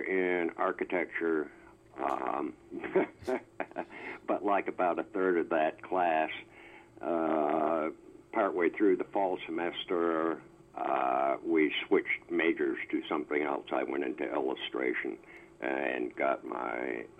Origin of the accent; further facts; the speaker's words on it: Burlington, Vermont, United States; I grew up in Burlington, Vermont.